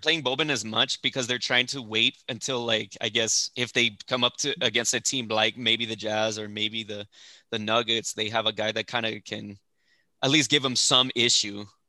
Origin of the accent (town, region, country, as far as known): El Paso, Texas, United States; born or raised there; moved away; also born or lived in Fort Worth, Texas